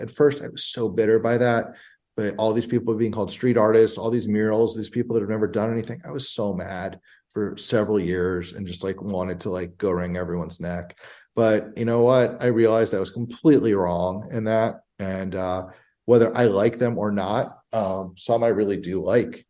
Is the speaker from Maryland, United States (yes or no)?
yes; Bethesda, Maryland, United States; I grew up in Bethesda, Maryland, right outside of DC in the early 90s.